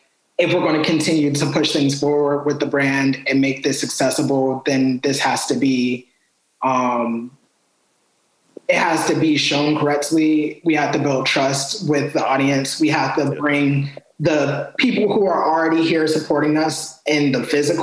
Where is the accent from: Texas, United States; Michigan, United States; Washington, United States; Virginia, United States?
Virginia, United States; Richmond; born or raised there; moved away as an adult; now in Baltimore, United States